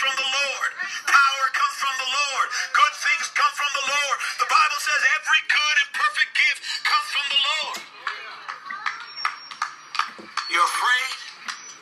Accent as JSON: {"language": "English", "country": "Canada", "said": "I'm not even from here. I'm from Canada"}